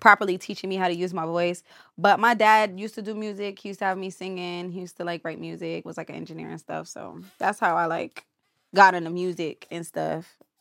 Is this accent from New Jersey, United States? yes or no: yes; New Jersey, United States; I'm from Jersey.